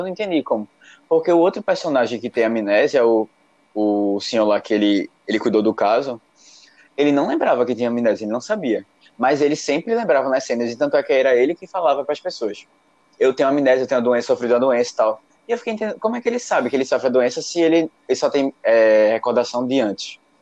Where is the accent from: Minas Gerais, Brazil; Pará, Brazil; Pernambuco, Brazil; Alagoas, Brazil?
Pernambuco, Brazil; Recife